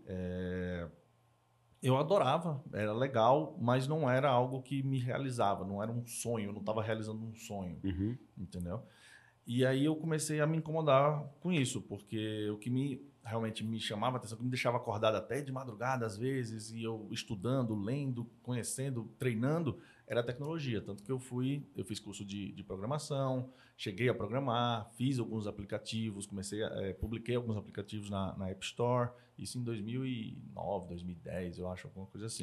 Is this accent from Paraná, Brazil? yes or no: no; Maceió, Alagoas, Brazil; moved away; eu sou nordestino, sou de Maceió, é, nasci, vivi lá boa parte da minha vida